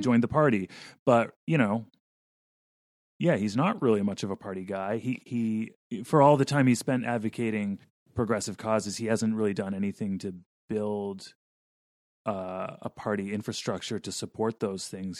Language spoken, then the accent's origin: English; Vermont, United States; I grew up in Vermont